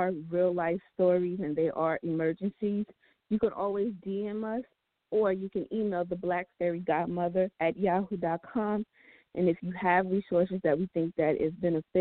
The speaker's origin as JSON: {"language": "English", "region": "New Jersey", "country": "United States", "said": "my home state, New Jersey"}